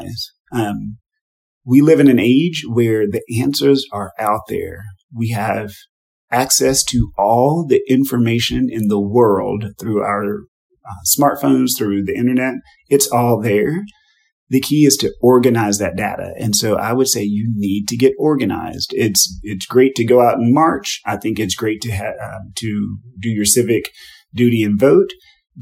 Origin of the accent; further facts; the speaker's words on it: Texas, United States; as a Black man, as an American, as a Texan